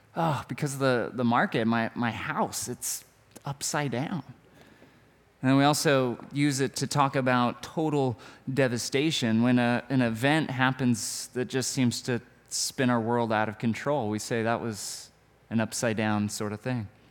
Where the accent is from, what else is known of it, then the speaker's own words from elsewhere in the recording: United States; I'm an American